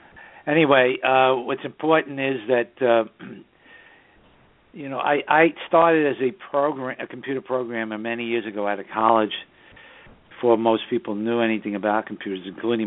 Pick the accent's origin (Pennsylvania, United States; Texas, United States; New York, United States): New York, United States; New York City; now in Southern Hudson Valley, United States; the northern suburbs of New York City, my hometown